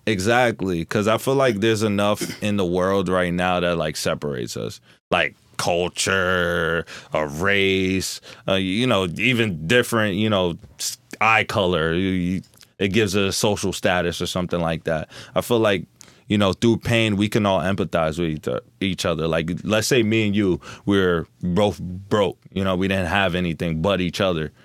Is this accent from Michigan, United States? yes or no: no; Newark, New Jersey, United States; also born or lived in Florida; I'm born and raised in Newark, New Jersey, but I went to Florida for two years to live